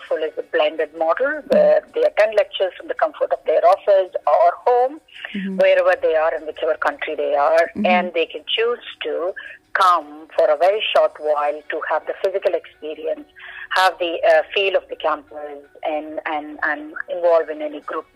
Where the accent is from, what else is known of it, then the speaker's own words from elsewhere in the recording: Kannur, Kerala, India; moved away; I come from Kerala, I come from Kannur myself